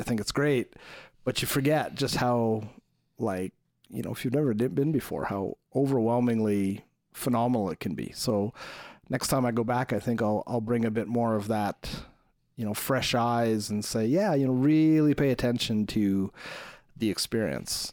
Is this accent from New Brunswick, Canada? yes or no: no; Montreal, Quebec, Canada; moved away; I grew up in Montreal, around Montreal